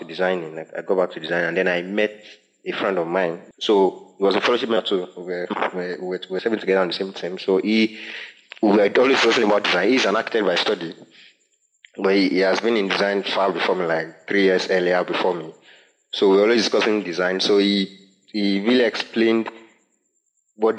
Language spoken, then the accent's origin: English; Akure, Ondo, Nigeria; a church member of mine who I grew up in Akure